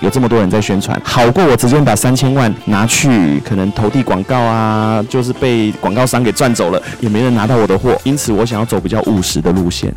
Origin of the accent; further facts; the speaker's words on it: Taiwan; 我觉得就是我们台湾人最美的地方